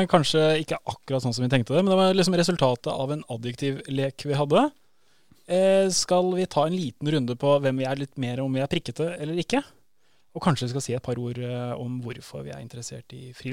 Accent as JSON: {"language": "Norwegian", "town": "Andøya", "region": "Nordland", "country": "Norway", "tie": "born or raised there", "accent": "Northern Norwegian", "lives_now": "Sandefjord, Norway", "said": "Oppvokst eh, som ingen hører på det dialekta mi, så er jeg fra Nord-Norge. på Andøya liksom"}